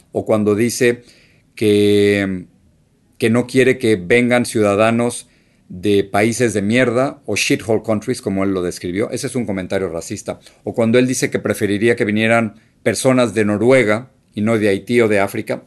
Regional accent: Mexico City, Mexico; moved away as an adult; now in United States; la casa donde, donde crecí en México

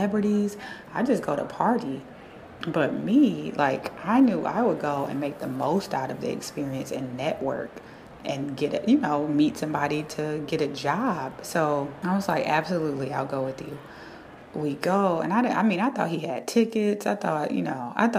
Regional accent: Cleveland, Ohio, United States; moved away as an adult; also born or lived in Cincinnati, Ohio; now in New York City, United States; I'm originally from Cleveland, Ohio, but I went to school in Cincinnati, Ohio

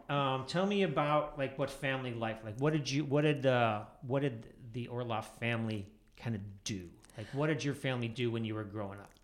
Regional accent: outside of Chicago, Illinois, United States; I grew up outside of Chicago

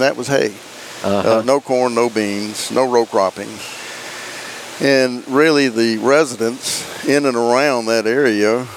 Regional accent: Charleston, South Carolina, United States; accent: South Carolina; moved away as an adult; now in Tennessee, United States; I had that South Carolina accent.

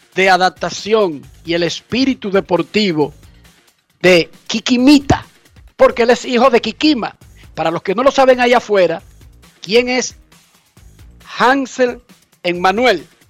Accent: Dominican Republic; yo como dominicano

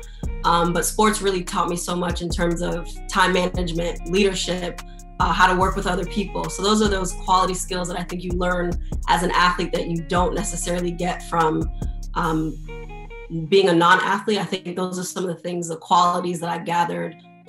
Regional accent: Miami, Florida, United States; I'm born and raised in Miami, Florida

